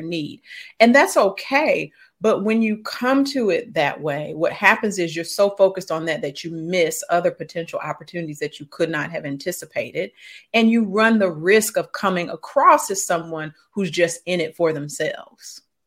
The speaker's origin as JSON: {"language": "English", "town": "St. Louis", "region": "Missouri", "country": "United States", "tie": "born or raised there", "said": "I grew up in Saint Louis, Missouri, so that's the show me state"}